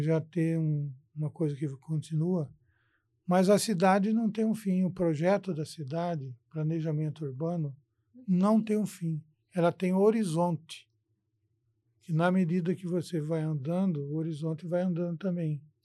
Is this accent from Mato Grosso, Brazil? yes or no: yes; Cuiabá, Mato Grosso, Brazil; also born or lived in Brasília; sou cuiabano